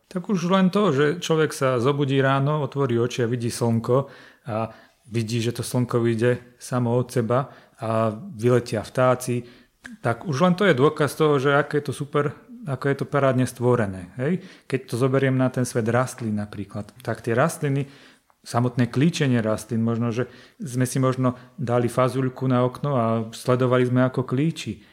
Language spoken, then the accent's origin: Slovak; Žilina, Žilina Region, Slovakia; ja pochádzam zo Žiliny